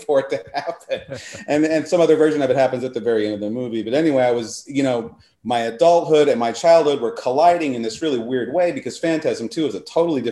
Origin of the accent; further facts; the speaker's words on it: Houston, Texas, United States; I grew up in Houston, Texas